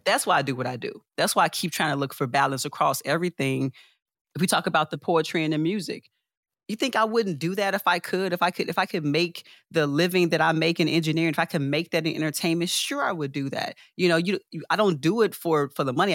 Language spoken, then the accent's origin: English; Chicago, Illinois, United States; born and raised in Chicago